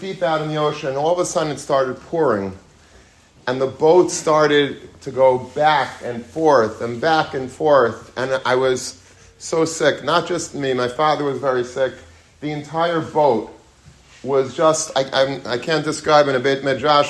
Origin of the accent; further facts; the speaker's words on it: Long Beach, New York, United States; When I was a young child, I grew up in Long Beach, Long Island